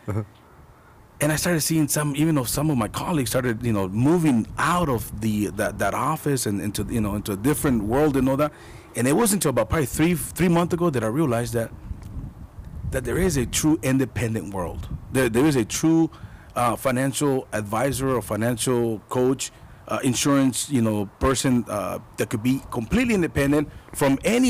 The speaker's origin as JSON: {"language": "English", "town": "Tucson", "region": "Arizona", "country": "United States", "tie": "born or raised there", "said": "I grew up here in Tucson, Arizona."}